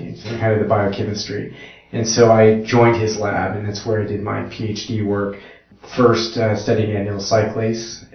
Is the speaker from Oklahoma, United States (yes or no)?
yes; Edmond, Oklahoma, United States; moved away; I'm originally from Edmond, Oklahoma. Was born and raised there, a Oklahoman at heart.